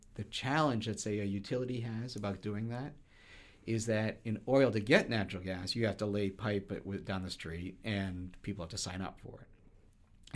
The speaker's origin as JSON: {"language": "English", "area": "just outside of Boston", "region": "Massachusetts", "country": "United States", "tie": "born or raised there", "said": "I grew up just outside of Boston."}